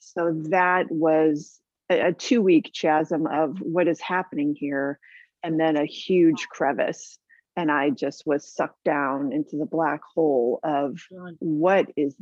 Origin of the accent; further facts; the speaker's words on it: San Diego, California, United States; also born or lived in Boston / Hawaii / Canada / Australia; I was raised here in San Diego